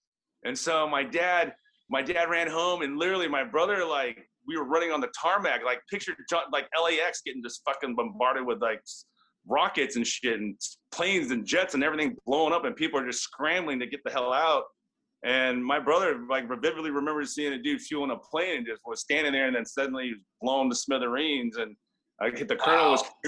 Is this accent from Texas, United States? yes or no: no; South Orange County, California, United States; also born or lived in Vietnam / Santa Ana, California; I grew up in South Orange County